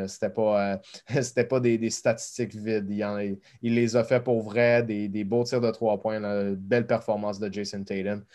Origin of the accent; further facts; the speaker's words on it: Canada; en tant que Canadien